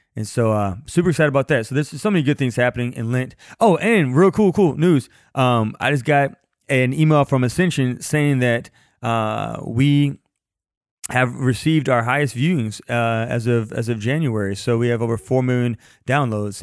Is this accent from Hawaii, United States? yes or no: no; Louisiana, United States; I'm from Louisiana, and I don't like the cold.